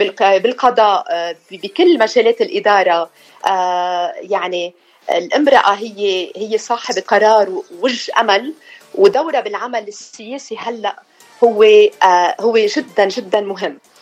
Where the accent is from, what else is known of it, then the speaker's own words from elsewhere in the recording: Tannourine, North Governorate, Lebanon; بلدتنا تنورين